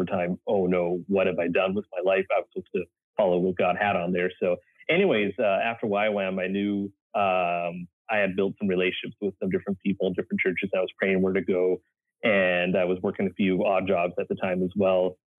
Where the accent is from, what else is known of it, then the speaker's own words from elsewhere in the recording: Canada; now in United States; Because I know when I came down from Canada, a pastor said to me like, …, you can move down to the States, but you're going to have to build relationships there.